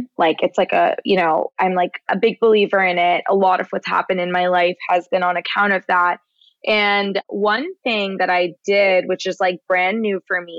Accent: Canada; We're both Canadian.

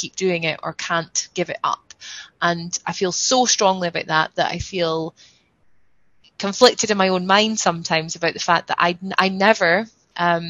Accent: Scotland, United Kingdom; I'm Scottish

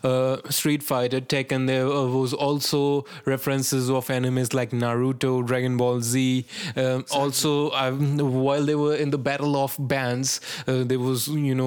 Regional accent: India; I'm an Indian

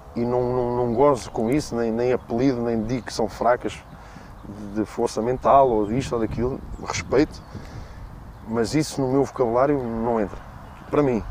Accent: Torres Novas, Centro, Portugal; eu nasci em Torres Novas

